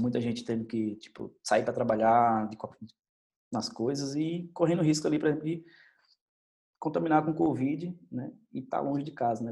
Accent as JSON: {"language": "Portuguese", "town": "Salvador", "region": "Bahia", "country": "Brazil", "tie": "born or raised there", "also_born_or_lived": "Senhor do Bonfim, Bahia", "moved": "as an adult", "said": "a minha terra, a Bahia, né? da onde eu sou, nasci em Salvador, mas é, trabalho em Seu do Bonfim"}